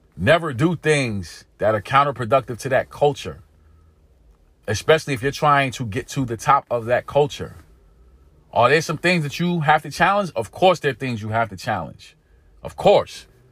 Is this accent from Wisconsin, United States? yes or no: no; New York City, New York, United States; Growing up in East New York, Brooklyn, growing up in pink houses, growing up in an inner city community here in America